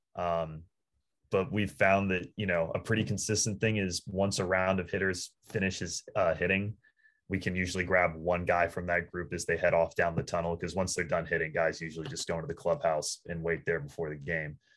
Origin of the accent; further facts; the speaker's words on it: Northern Virginia, United States; We're in Northern Virginia